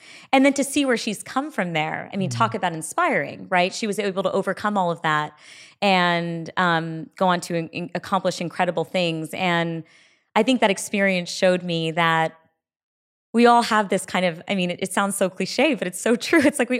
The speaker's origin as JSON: {"language": "English", "country": "India", "said": "And then, you know, now I'm fiercely proud to be Indian."}